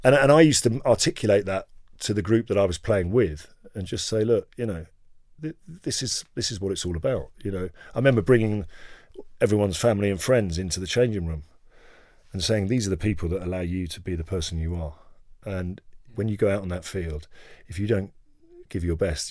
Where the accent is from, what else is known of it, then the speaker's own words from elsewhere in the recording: England, United Kingdom; I was born in England